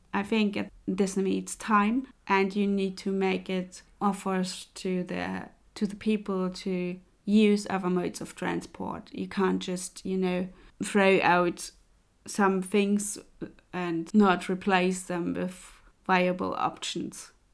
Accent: Leipzig, Saxony, Germany; moved away; Leipzig, by the way, is my hometown

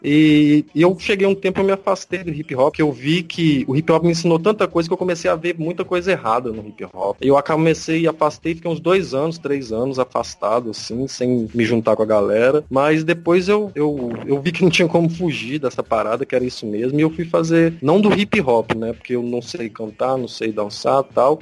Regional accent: Betim, Minas Gerais, Brazil; now in Paraíba, Brazil; sou de Minas Gerais, sou de Betim, do lado de Belo Horizonte

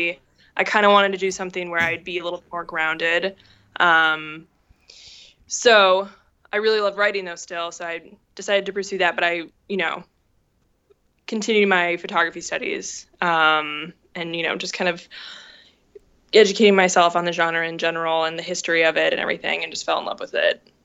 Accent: Minneapolis, Minnesota, United States; moved away as an adult; also born or lived in Indiana; I grew up in Minneapolis um, in a journalist family.

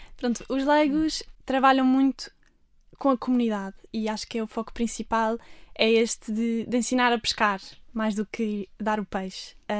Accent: Armação de Pêra, Algarve, Portugal; moved away as an adult; now in Lisbon, Portugal; Eu nasci aqui em Lisboa, mas depois, logo no meu primeiro ano de vida, fui para o Algarve, para a Armação, onde também tive sempre a minha família, os meus avós

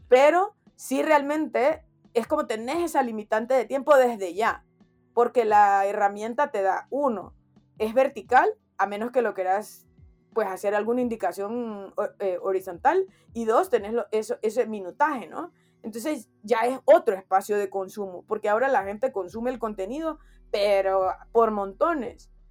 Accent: Honduras; como hondureño, como de, del lugar de donde soy

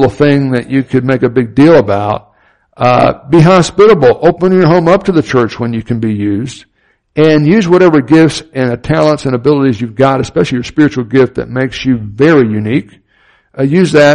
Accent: Miami, Florida, United States; I grew up in Miami, Florida, had hurricanes fairly often

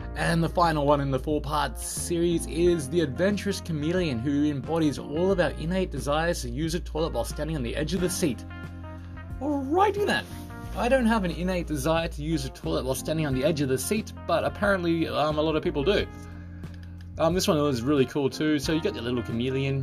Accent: Australia; now in Japan; I'm from Australia

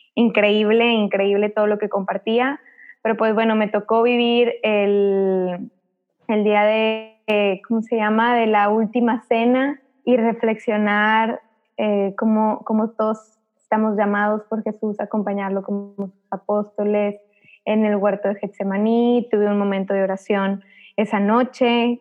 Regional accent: Monterrey, Nuevo León, Mexico; nosotros somos de Monterrey

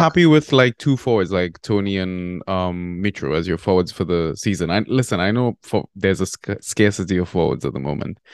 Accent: Trinidad & Tobago; moved away; also born or lived in Barbados; I'm actually from Trinidad and Tobago.

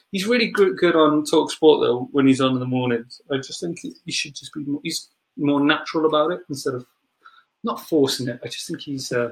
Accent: Wales, United Kingdom; because we are Welsh and in Wales, makes sense to talk about a little bit.

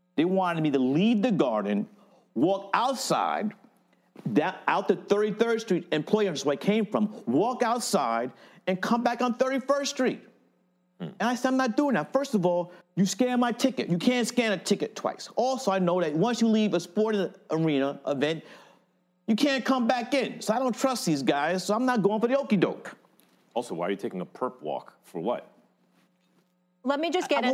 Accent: New York City, New York, United States; I grew up in Fort Greene, Brooklyn

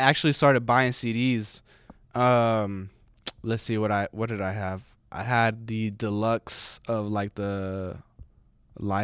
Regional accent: California, United States; moved away; I grew up in California, right? So like we didn't do two-step over there

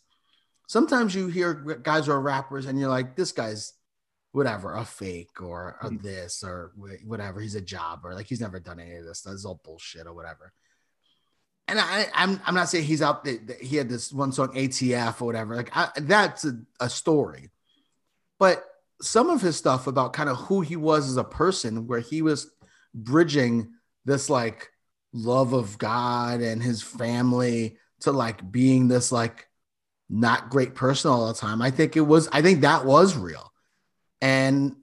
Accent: New York City, New York, United States; also born or lived in Yonkers, New York; I grew up, I was born in the Bronx, lived there for 12 years. And I lived in Yonkers for until I was 19, then moved further upstate

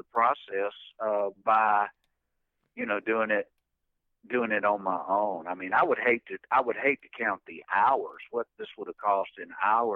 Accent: Spartanburg, South Carolina, United States; also born or lived in Rock Hill, South Carolina; as a young five-year-old, we moved to Spartanburg

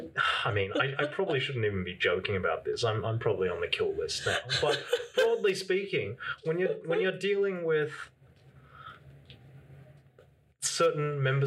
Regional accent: Canberra, Australian Capital Territory, Australia; moved away; Just as a rule, even though it's my hometown, I just don't spend that much time in Canberra.

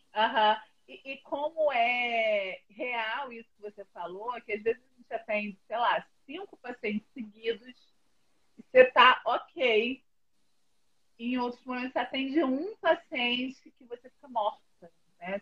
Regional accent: Rio de Janeiro, Brazil; moved away as an adult; now in São Paulo, Brazil; eu sou do Rio e moro aqui há dois anos

